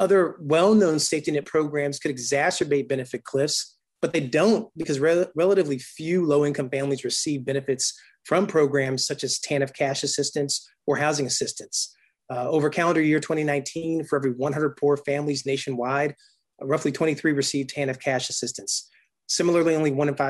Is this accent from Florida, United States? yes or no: no; Durham, North Carolina, United States; now in Montgomery County, Maryland, United States; from my own hometown where I grew up in Durham, North Carolina